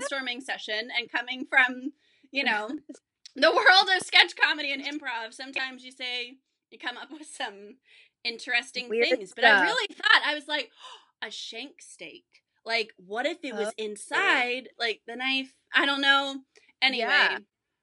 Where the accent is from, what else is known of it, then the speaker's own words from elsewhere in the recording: Vacaville, California, United States; I grew up in California, but I grew up in the suburbs, you know, I grew up, in Northern California